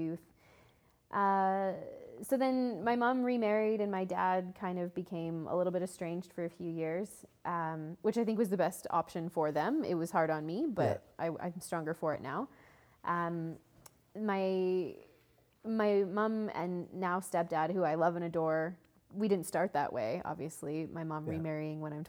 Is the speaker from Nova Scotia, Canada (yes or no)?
no; Calgary, Alberta, Canada; I grew up in Calgary, sweet little city